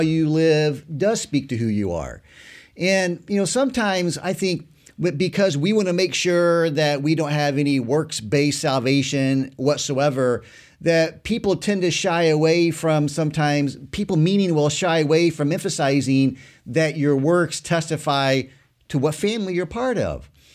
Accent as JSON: {"language": "English", "region": "Southern Illinois", "country": "United States", "tie": "born or raised there", "said": "where I grew up in Southern Illinois"}